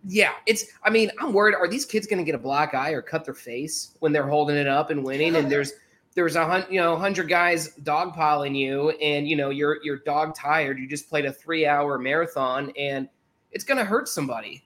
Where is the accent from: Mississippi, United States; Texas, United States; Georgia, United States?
Texas, United States; Houston; I'm from the Houston area